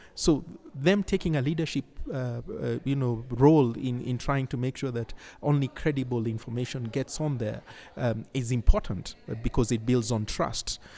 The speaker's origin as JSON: {"language": "English", "region": "Nairobi", "country": "Kenya", "said": "I come from Nairobi, Kenya"}